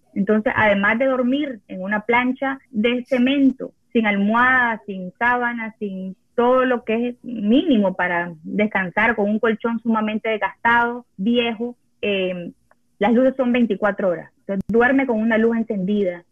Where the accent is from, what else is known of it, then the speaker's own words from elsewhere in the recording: Nicaragua; moved away as an adult; vivo en un país que no es el mío, yo no, no, no, no era residente, yo solo era, nicaragüense